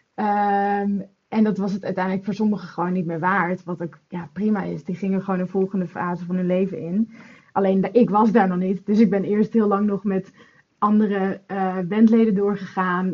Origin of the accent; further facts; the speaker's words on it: Netherlands; now in London, United Kingdom; ik kom uit Nederland, maar ik woon in Londen